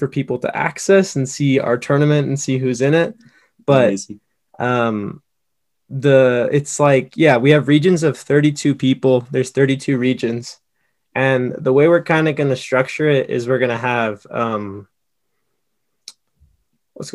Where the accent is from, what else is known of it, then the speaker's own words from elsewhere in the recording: Texas, United States; moved away; I'm from Texas originally